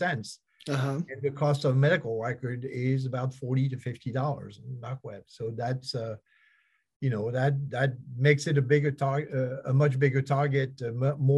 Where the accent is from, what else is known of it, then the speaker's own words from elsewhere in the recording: France; now in United States; I've been in the United States for 40 some years. I come from France